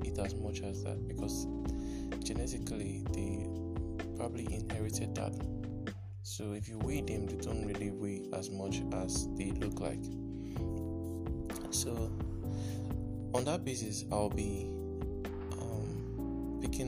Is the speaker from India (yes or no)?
no; Nigeria; I'm speaking as a Nigerian.